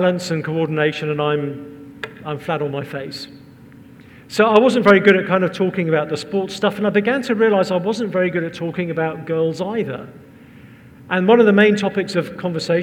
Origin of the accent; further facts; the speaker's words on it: England, United Kingdom; We're English